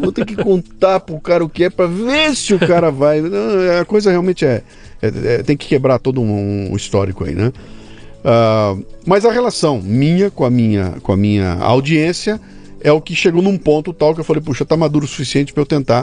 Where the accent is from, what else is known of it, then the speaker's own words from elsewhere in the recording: Brazil; eu sou brasileiro